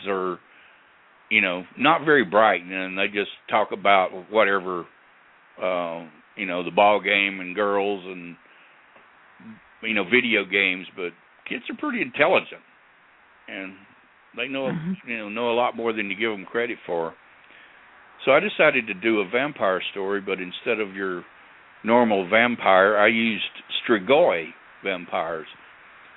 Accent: Corinth, Mississippi, United States; my hometown of Corinth, Mississippi

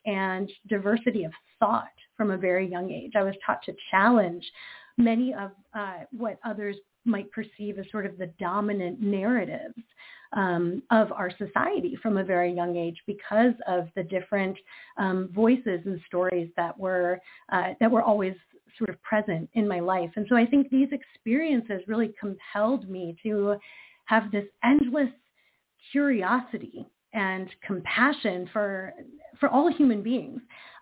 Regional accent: Detroit, Michigan, United States; accent: American; I am American. I was born and raised in Detroit, Michigan, the Motor City, home of Motown music

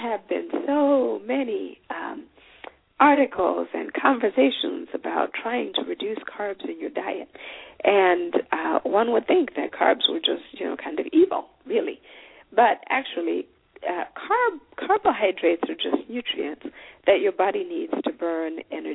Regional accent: Zimbabwe; I am from Zimbabwe

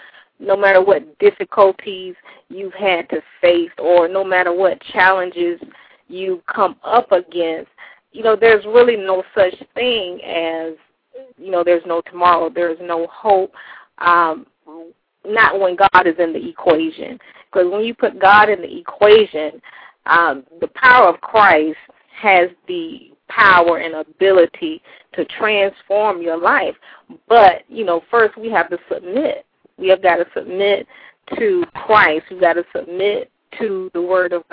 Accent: South Florida, United States; I grew up in South Florida, lived with my mom.

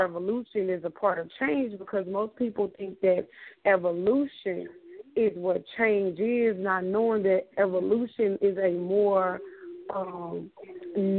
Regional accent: the South, United States; we're from the South

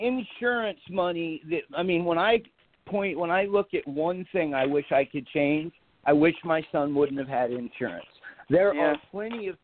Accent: Ohio, United States; moved away as an adult; now in Oregon, United States; Right now I'm in Oregon, but I'm from Ohio.

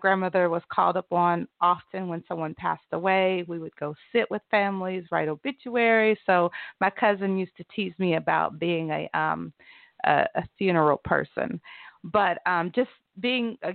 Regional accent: McAlester, Oklahoma, United States; moved away as an adult; also born or lived in Dallas, Texas; now in Tulsa, United States; I am from McAllister, Oklahoma.

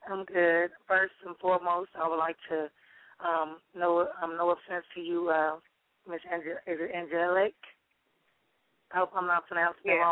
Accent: Sicily, Italy; also born or lived in Chicago; now in Dallas, United States; I grew up in I was born in Sicily

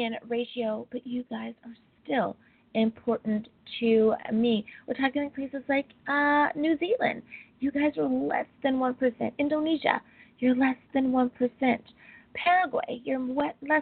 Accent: United States; my home country

